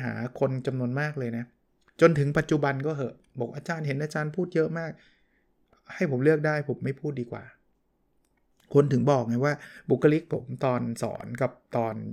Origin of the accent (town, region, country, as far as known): Bangkok, Thailand